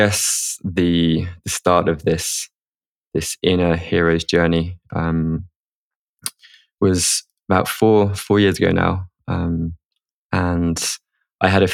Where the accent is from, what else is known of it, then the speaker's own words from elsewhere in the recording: England, United Kingdom; moved away; also born or lived in Spain; growing up in England as a guy